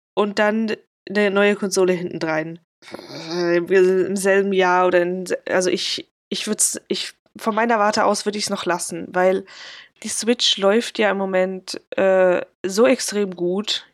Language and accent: German; Switzerland; Ich komme so aus Umgebung Basel-Aargau